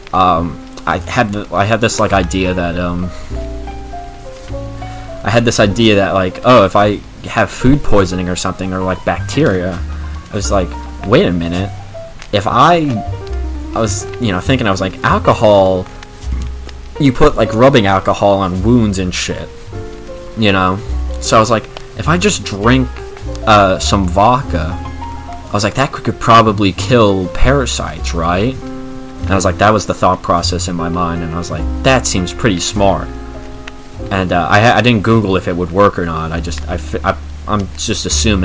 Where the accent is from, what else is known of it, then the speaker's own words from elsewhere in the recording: United States; as an American